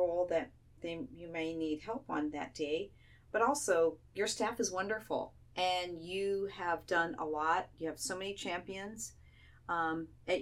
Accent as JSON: {"language": "English", "region": "Southern California", "country": "United States", "tie": "born or raised there", "moved": "as an adult", "said": "I was born and raised in Southern California. My husband and I moved here a little over 10 years ago"}